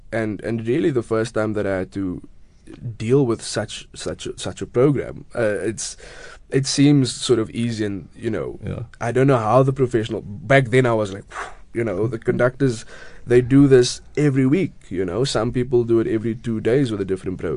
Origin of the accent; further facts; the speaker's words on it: Cape Town, Western Cape, South Africa; also born or lived in Grassy Park; Originally, I was born, well, I grew up in Retreat, which is, I mean, five minutes away from Grassy Park, and then moved there a few years ago. Um, so, yeah, I'm from the southern suburbs yeah. in Cape Town